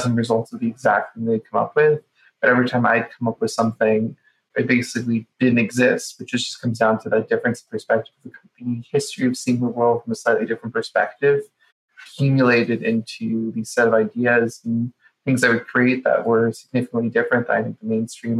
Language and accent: English; Boca Raton, Florida, United States; I grew up in Boca Raton